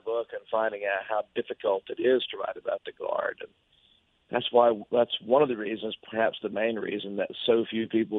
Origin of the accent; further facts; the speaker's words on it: Hattiesburg, Mississippi, United States; I'm from Hattiesburg, I grew up here